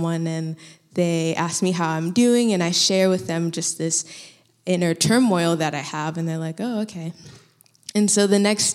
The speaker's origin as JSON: {"language": "English", "region": "Florida", "country": "United States", "also_born_or_lived": "Colorado / Thailand", "moved": "as an adult", "lives_now": "California, United States", "said": "I'm from Florida. I come from a Haitian immigrant family."}